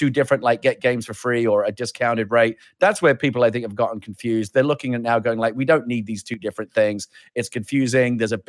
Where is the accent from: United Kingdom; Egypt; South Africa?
United Kingdom; I'm British